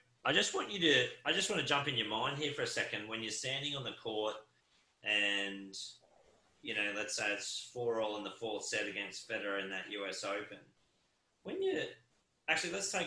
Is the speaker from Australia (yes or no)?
yes; Queensland, Australia